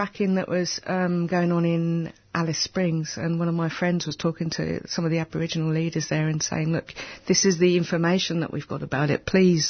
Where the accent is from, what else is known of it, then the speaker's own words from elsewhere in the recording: London, United Kingdom; now in Coffs Harbour, Australia; one of the first things that I sort of saw when I came over to Australia from England that was how beautiful the countryside was.